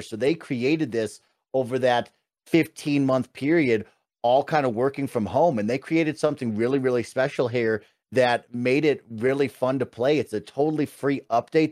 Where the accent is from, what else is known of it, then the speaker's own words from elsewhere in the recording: Colorado, United States; I'm from Colorado